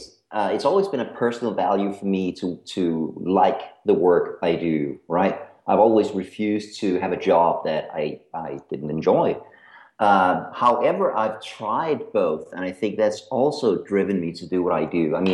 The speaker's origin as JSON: {"language": "English", "country": "Denmark", "accent": "American", "said": "My accent is American. I am Danish. And Danish is a horrible, horrible language, so don't worry if you don't get it."}